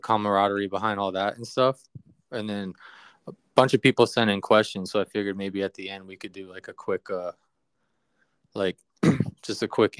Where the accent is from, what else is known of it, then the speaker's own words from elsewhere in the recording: Tampa, Florida, United States; being from Tampa